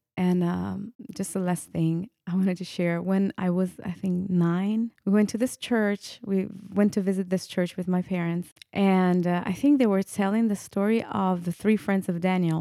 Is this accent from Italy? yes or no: yes; Italy; English is a second language; moved away; I was born and raised, I was born and raised in Italy. So, yeah, that you hear the accent